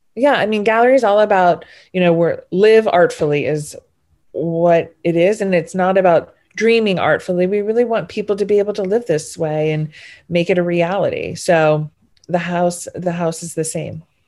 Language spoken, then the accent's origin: English; New Orleans, Louisiana, United States; I'm from New Orleans, so it's not the biggest city in the country